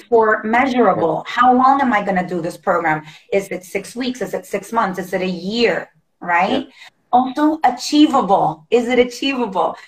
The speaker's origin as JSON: {"language": "English", "country": "Honduras", "moved": "yes", "lives_now": "United States", "said": "I'm originally from Honduras, tiny little oh. country in Central America"}